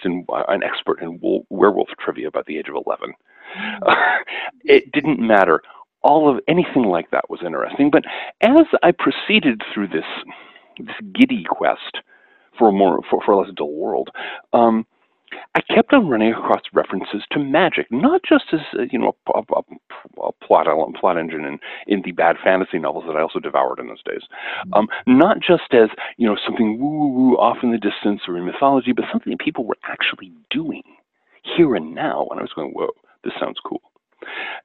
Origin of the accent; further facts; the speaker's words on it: Seattle, Washington, United States; I grew up in the South Seattle suburbs in the late 1960s and early 1970s